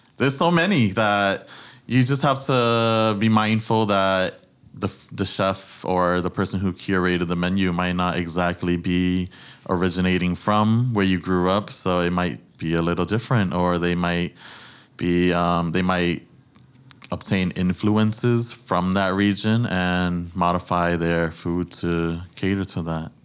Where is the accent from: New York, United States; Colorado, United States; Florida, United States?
New York, United States; New York City; I was born and raised in the Bronx